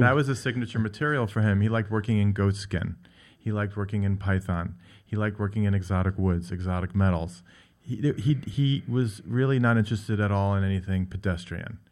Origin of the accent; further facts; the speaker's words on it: Great Neck, New York, United States; I grew up on Long Island in Great Neck